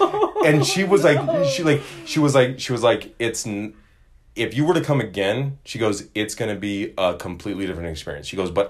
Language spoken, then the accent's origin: English; Phoenix, Arizona, United States; And now I grew up in the desert. I grew up in Phoenix, Arizona.